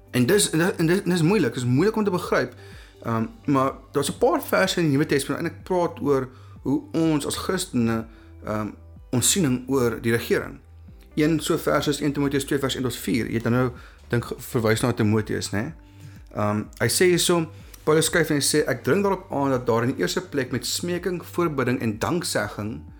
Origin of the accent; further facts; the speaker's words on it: South Africa; baie van ons Afrikaans sprekendes